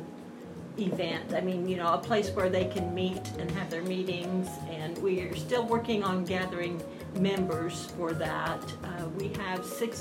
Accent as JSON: {"language": "English", "town": "La Harpe", "country": "United States", "tie": "born or raised there", "said": "I was raised in La Harpe, and so it's my hometown"}